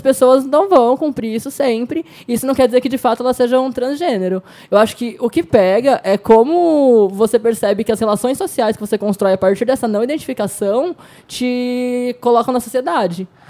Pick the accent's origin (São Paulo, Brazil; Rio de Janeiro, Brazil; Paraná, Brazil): São Paulo, Brazil; now in Foz do Iguaçu, Brazil; Moro em Foz do Iguaçu agora, mas sou de São Paulo.